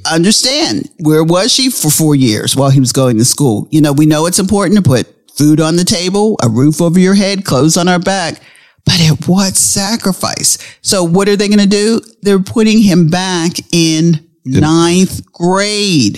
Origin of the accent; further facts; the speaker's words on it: Pittsburgh, Pennsylvania, United States; we grew up in Pittsburgh